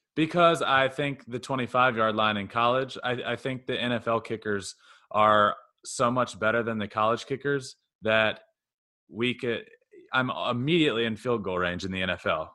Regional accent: Goochland, Virginia, United States; I grew up in Goochland, Virginia.

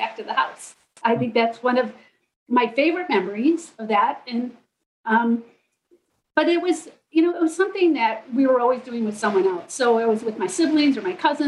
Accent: Midland, Michigan, United States; also born or lived in Fisherville, Michigan; I grew up in Midland primarily

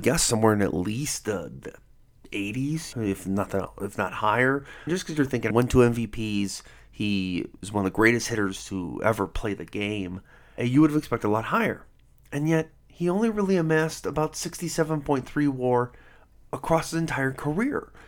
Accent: Cleveland, Ohio, United States; moved away as an adult; now in Denver, United States; I live in Denver, Colorado now, and, but I grew up in Cleveland, Ohio

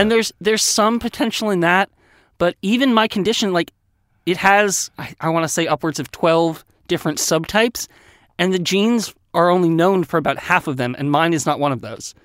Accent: Westchester County, New York, United States; I grew up in Westchester County, New York

